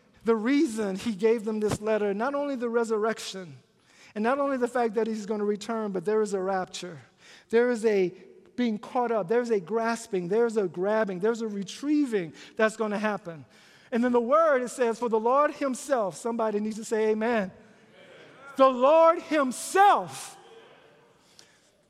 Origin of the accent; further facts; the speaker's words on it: Louisiana, United States; When I was growing up in Louisiana